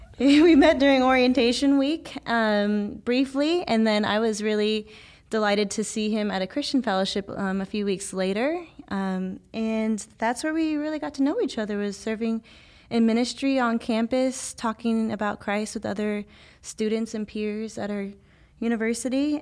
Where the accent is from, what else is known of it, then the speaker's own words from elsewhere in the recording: Visalia, California, United States; also born or lived in Ithaca, New York; now in Los Angeles, United States; I was born here in California, only a few hours north of L A in Visalia, California